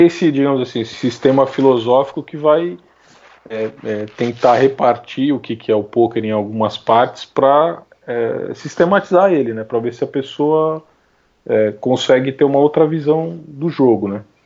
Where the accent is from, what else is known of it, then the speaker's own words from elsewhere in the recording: São Paulo, Brazil; Eu sou de São Paulo, né? Nasci aqui em São Paulo. É, Capital.